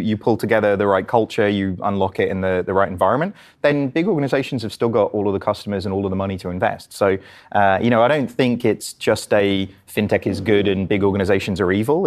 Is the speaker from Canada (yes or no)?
no; England, United Kingdom; accent: English; my English accent